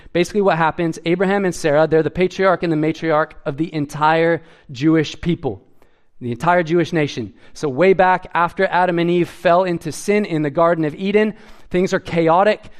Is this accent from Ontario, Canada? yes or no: no; Edmonton, Alberta, Canada; I grew up in Edmonton